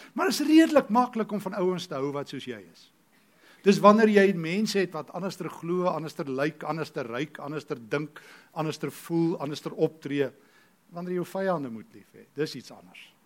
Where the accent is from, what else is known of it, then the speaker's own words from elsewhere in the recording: South Africa; ek is 'n Christen Afrikaner